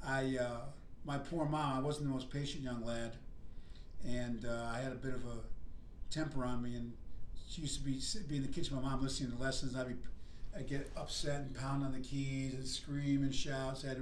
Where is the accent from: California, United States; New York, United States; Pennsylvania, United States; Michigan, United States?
New York, United States; Buffalo; moved away as an adult; now in Atlanta, United States; born and raised in Buffalo, New York